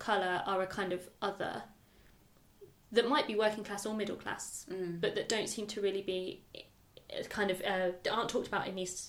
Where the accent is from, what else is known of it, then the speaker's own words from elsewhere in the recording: the Fens, South Lincolnshire, East Midlands, United Kingdom; also born or lived in Newham, London; now in London, United Kingdom; the area that I grew up in the Fens in South Lincolnshire